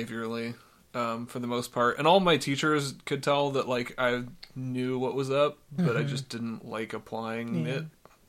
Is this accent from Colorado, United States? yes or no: yes; Denver, Colorado, United States; also born or lived in Florida / Tennessee; I've lived in northern Florida, Tennessee, mostly Colorado. I grew up around Denver, in all over the Denver metro area, but spent the most time around Montbello area, which anybody who knows Denver knows that that's not a great area.